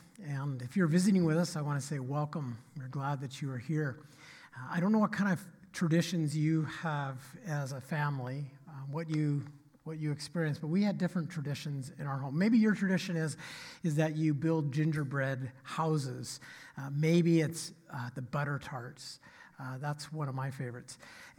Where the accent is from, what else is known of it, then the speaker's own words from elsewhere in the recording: Oregon, United States; And I grew up in Oregon, and it seemed like there was a Christmas tree farm on every corner of every country road.